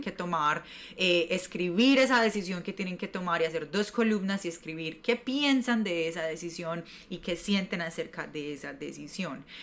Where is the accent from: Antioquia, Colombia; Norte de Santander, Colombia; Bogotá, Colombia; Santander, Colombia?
Antioquia, Colombia; Medellín; moved away as an adult; now in New York, United States; yo soy de Medellín, Colombia, llevo viviendo siete años en Nueva York